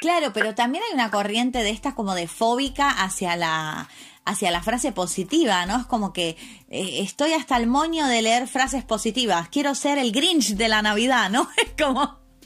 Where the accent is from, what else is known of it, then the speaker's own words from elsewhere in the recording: Argentina; now in Spain; yo como Argentina, país de crisis